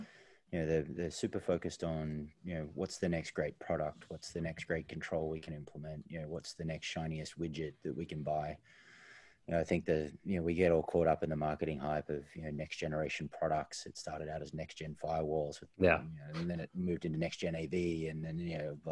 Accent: Australia; being Australian

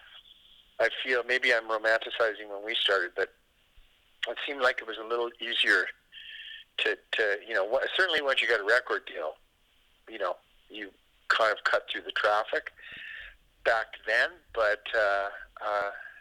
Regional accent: Calgary, Alberta, Canada; moved away; I grew up in Calgary

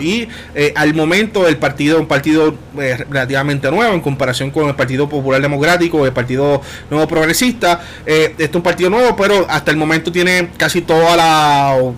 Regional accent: Puerto Rico; los puertorriqueños aunque no votamos en Puerto Rico

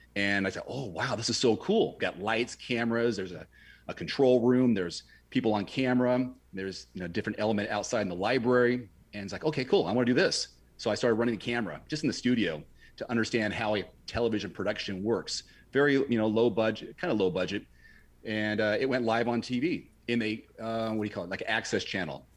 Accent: Portland, Oregon, United States; my hometown of Portland, Oregon

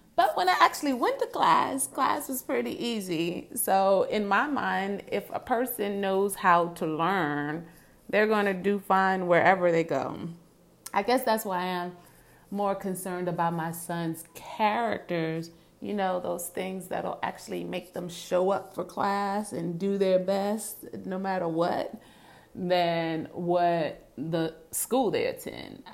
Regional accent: Virginia, United States; moved away as an adult; now in New York City, United States; I grew up in Virginia.

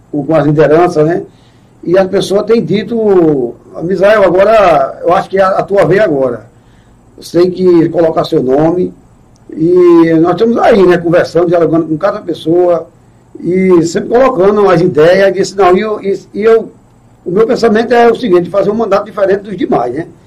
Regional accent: Pedras de Fogo, Paraíba, Brazil; also born or lived in Recife; Eu nasci em Recife. eu sou de é Recife. É, é. Mas na verdade eu me criei em Pé de Fogo

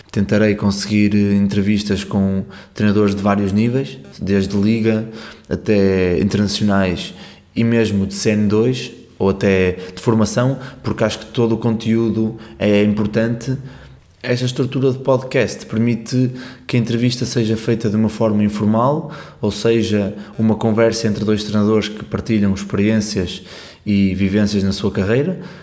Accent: Porto, Norte, Portugal; eu sou do Porto, joguei basquete até aos 18 anos

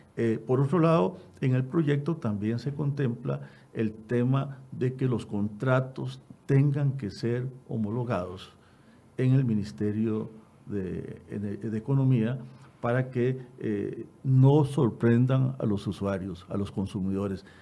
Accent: Costa Rica; como costarricenses

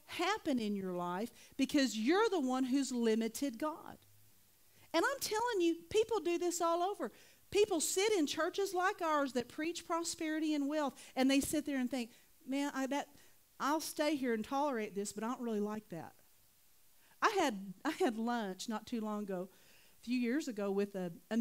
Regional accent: Oklahoma, United States; I'm from Oklahoma

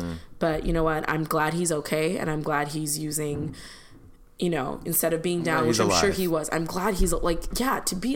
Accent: Chicago, Illinois, United States; as a kid growing up in Chicago

